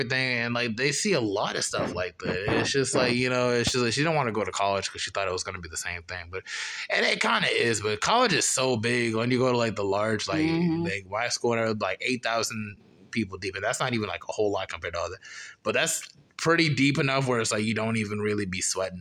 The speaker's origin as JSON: {"language": "English", "town": "Charlotte", "region": "North Carolina", "country": "United States", "tie": "born or raised there", "said": "growing up in Charlotte"}